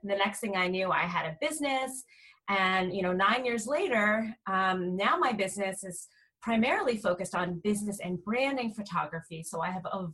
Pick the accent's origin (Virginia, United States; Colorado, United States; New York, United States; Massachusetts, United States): New York, United States; New York area, United States; moved away as an adult; also born or lived in California; I'm originally from the New York area, so all of my family was on the other coast